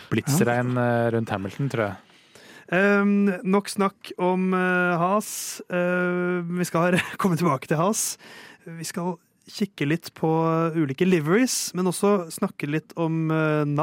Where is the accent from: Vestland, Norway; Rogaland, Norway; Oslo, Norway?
Oslo, Norway; Jeg er fra Tåsen, først og fremst.